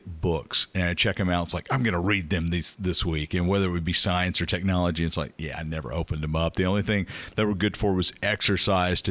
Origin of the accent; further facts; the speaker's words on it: Meridian, Mississippi, United States; I grew up in Meridian, which was about as big as Starkville and Leland put together times two.